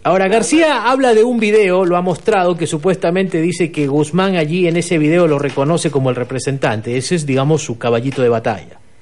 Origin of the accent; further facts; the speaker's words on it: Arequipa, Peru; yo soy de Arequipa